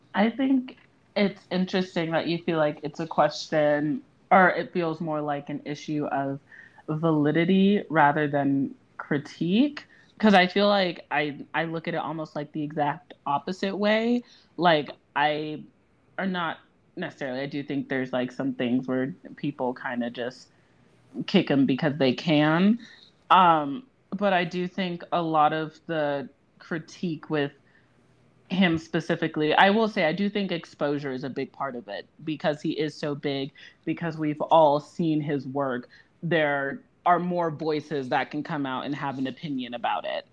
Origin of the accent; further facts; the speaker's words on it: Louisiana, United States; I am from Louisiana